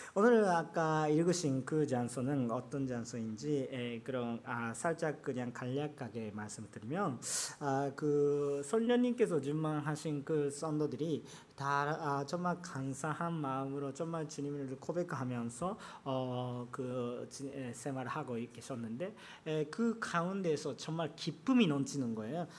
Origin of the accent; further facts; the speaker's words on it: Japan; Korean is a second language; 저는 일본 사람이기 때문에